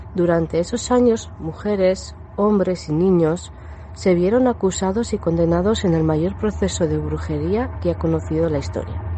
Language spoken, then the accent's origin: Spanish; Basque Country, Spain; yo soy del País Vasco, entonces toda la vertiente de la mitología vasca también la he aprendido desde muy pequeña